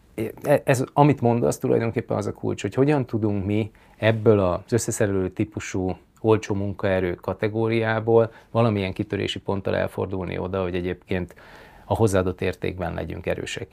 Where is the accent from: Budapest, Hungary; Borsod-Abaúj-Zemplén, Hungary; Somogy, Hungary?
Borsod-Abaúj-Zemplén, Hungary; Miskolc; moved away; also born or lived in Tokaj region; nekem elég erős a kötődésem mind a Tokai régióhoz, mint pedig Miskolchoz, mint, mint gyakorlatilag a saját születési